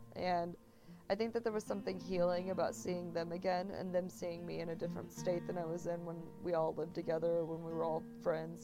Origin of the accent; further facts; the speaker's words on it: Texas, United States; moved away as an adult; also born or lived in Arkansas / Spain / New York; I'm from Texas originally